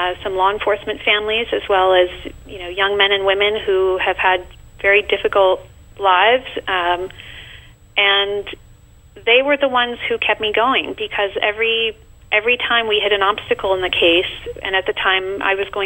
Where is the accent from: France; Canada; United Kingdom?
France; now in New York City, United States; I'm originally from France.